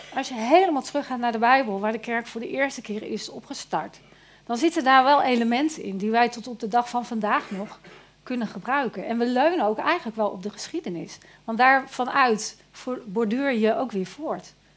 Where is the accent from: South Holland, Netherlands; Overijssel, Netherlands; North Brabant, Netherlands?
North Brabant, Netherlands; Eindhoven; Ik ben echt een Eindhovenaar